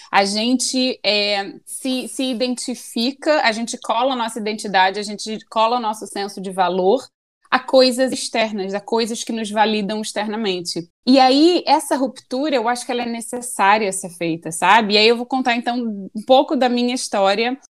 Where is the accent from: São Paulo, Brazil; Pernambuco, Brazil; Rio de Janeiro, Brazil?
Rio de Janeiro, Brazil; moved away as an adult; now in Vancouver, Canada; Eu sou muito carioca também, nascida e criada no Rio de Janeiro.